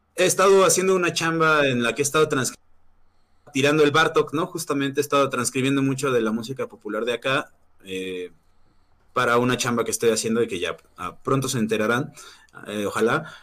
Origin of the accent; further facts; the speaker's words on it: Mexico; also born or lived in Morelia, Michoacán / Mexico City; los mexicanos somos así, eh, los mexicanos tenemos como